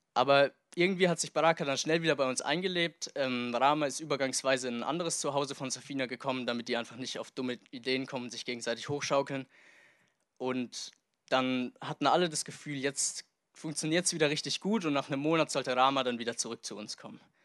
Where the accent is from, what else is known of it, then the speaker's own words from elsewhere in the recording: Germany; also born or lived in Tanzania; hier in meine alte Heimat Deutschland zurückgekommen bin